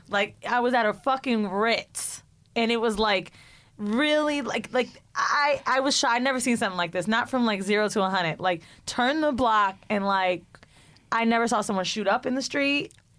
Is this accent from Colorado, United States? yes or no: no; San Francisco, California, United States; now in New York, United States; So I was born in San Fran and went to go just like kind of revisit, see family and like different places like where I grew up.